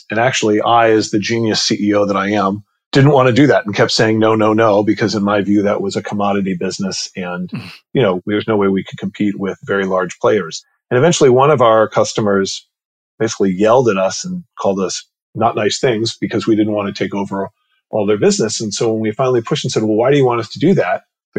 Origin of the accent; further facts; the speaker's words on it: New York, United States; also born or lived in Palo Alto / Los Angeles; I was born in Palo Alto, California. I live in Palo Alto, California. In fact, probably about 500 yards from where I was born. I was like a salmon that swam back home because I actually grew up in New York